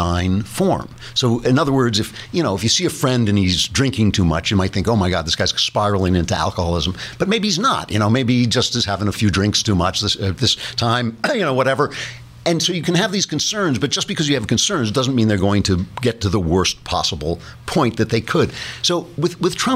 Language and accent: English; New York, United States; I'm a New Yorker